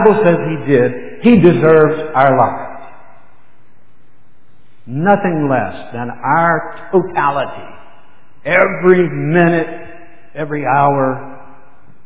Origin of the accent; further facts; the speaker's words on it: Memphis, Tennessee, United States; this is home for us. We're from the Memphis area